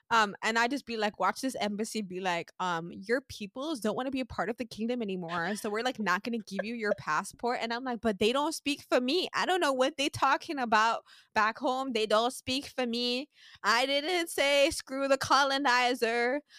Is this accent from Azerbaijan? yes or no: no; St. Martin; I'm from St. Martin